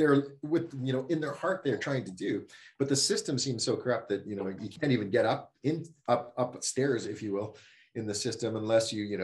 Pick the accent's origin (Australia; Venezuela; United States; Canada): Canada; as being a Canadian.